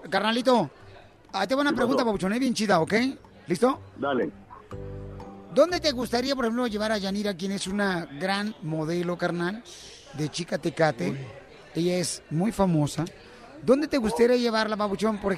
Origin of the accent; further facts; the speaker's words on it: El Salvador; El Salvador, vos.